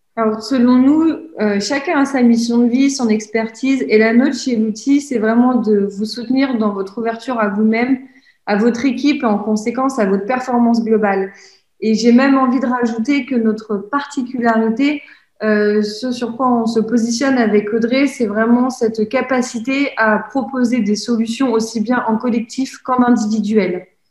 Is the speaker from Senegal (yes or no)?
no; Normandy, France; moved away as an adult; now in Lyon, France; je suis originaire de Normandie. Cela fait déjà plus de trois ans que je vis à Lyon.